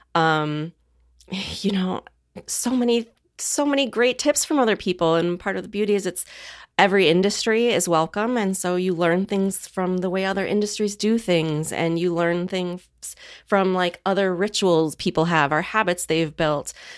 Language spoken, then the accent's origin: English; Midwest, United States; I grew up in the Midwest